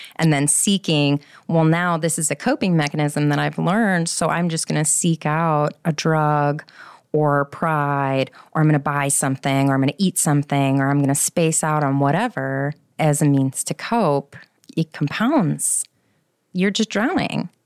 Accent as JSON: {"language": "English", "town": "Schaumburg", "region": "Illinois", "country": "United States", "tie": "born or raised there", "moved": "yes", "said": "I'm from Schaumburg originally"}